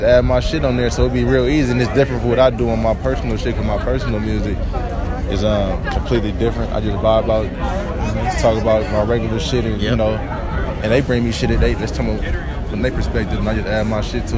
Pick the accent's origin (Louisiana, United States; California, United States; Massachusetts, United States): California, United States; San Francisco; I'm from the Bay, Frisco.